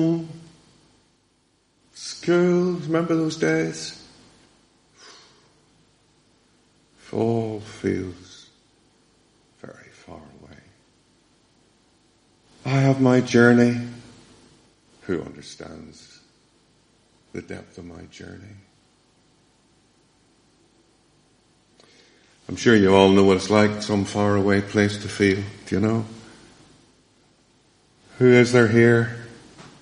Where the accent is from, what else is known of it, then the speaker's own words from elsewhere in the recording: Downpatrick, Northern Ireland, United Kingdom; moved away; I went to school in Dunpatrick